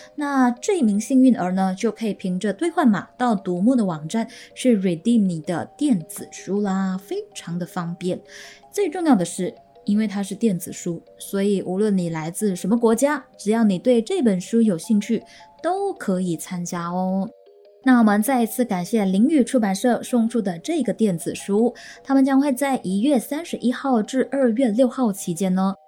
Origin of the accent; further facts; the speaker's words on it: Malaysia; 我们大马这边呢，好像都统称为妖怪，妖精，又或者是山妖